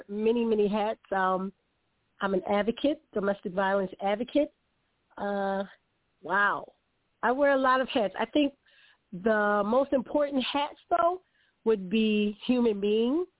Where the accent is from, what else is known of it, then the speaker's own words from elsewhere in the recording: Philadelphia, Pennsylvania, United States; I'm from Philadelphia, the city of brotherly love and sisterly affection, born and bred